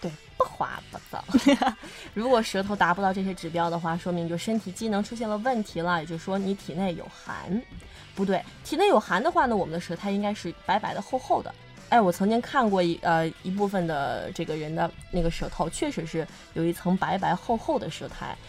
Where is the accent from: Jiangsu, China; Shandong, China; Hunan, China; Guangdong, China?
Hunan, China; moved away as an adult; now in Hainan, China; 对于我们湖南人来说，它是真的能续命